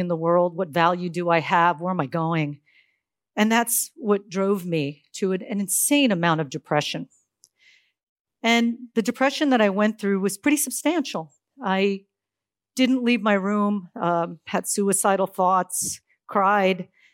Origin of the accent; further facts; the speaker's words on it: Silicon Valley, California, United States; I'm from Silicon Valley, California